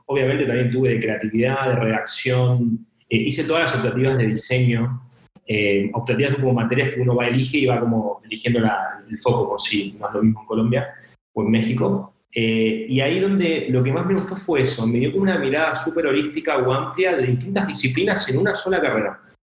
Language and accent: Spanish; San Antonio de Padua, Buenos Aires Province, Argentina; soy de Argentina, soy de Buenos Aires, eh, de una ciudad eh, que se llama San Antonio de Padua